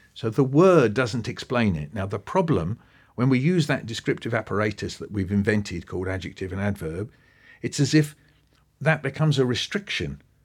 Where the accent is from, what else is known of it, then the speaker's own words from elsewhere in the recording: Pinner, London, United Kingdom; So where I grew up in Pinner in northwest London, we were surrounded with bungalows.